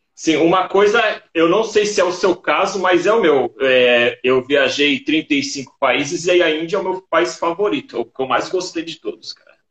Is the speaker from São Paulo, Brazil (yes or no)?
yes; Santos, São Paulo, Brazil; eu nasci em Santos.